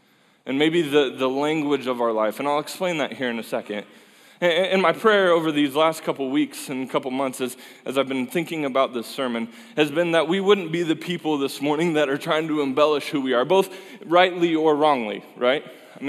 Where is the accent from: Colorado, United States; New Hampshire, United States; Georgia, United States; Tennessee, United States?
Colorado, United States; Fort Collins; a place where I grew up in Colorado and love that place